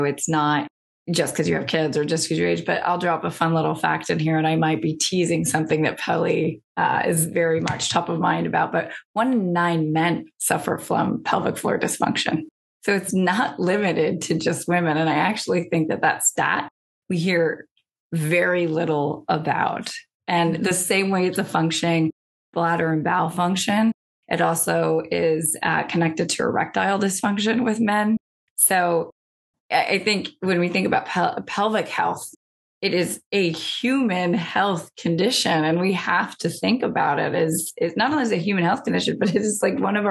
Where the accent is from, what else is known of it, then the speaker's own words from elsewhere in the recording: Midwest, United States; I'm from the Midwest